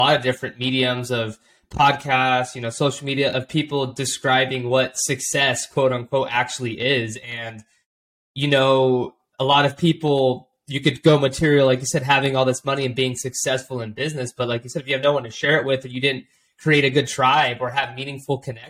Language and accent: English; Orange County, California, United States; moved away; I'm from Orange County